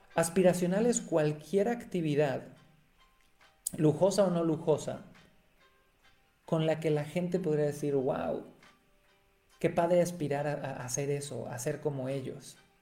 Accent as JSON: {"language": "Spanish", "town": "Cancún", "region": "Quintana Roo", "country": "Mexico", "tie": "born or raised there", "said": "yo nací en Cancún, México"}